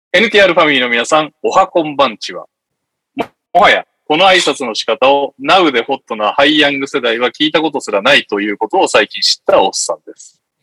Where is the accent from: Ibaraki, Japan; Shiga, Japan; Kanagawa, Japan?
Kanagawa, Japan; Yokohama; moved away; 生まれた育ちは横浜ですけど、住んでないですね